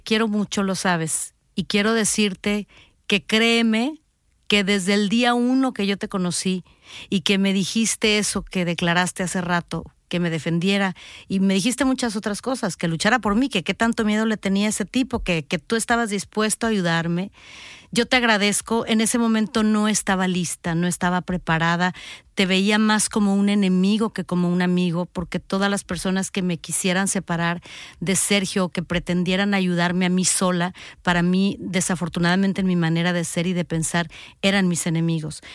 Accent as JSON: {"language": "Spanish", "country": "Mexico", "said": "en mi país, que es México"}